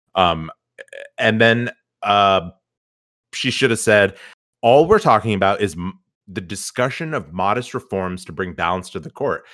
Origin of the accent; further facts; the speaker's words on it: United States; as an American